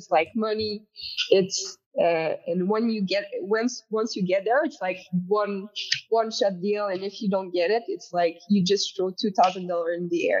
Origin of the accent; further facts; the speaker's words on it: Canada; when we go there as Canadian